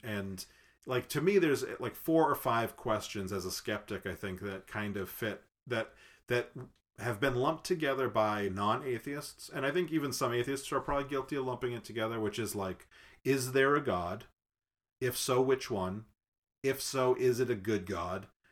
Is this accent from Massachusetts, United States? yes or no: yes; Massachusetts, United States; I was raised Catholic in Massachusetts